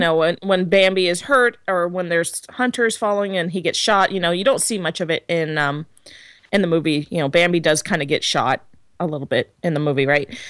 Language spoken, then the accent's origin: English; United States; I'm American